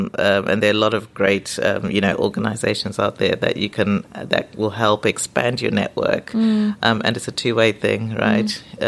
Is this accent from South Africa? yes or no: no; Zimbabwe; also born or lived in England; now in United Kingdom; You know, I'm from Zimbabwe, so it's a British colony, so a lot of things are familiar. Mm-hmm. But then also, you know, living here, I did grow up in England, but went back to Zimbabwe.